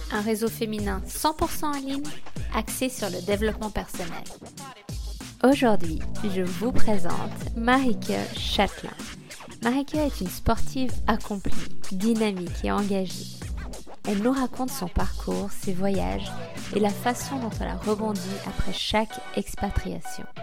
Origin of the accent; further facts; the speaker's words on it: Côtes-d'Armor, Brittany, France; moved away as an adult; je suis originaire de Bretagne, de pur beurre breton